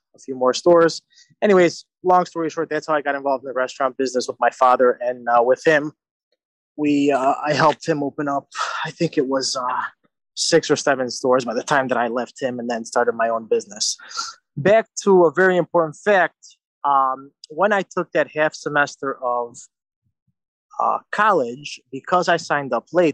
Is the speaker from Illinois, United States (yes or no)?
yes; Chicago, Illinois, United States; also born or lived in Italy; I was born in the Chicagoland area and grew up in the same neighborhood as Victor.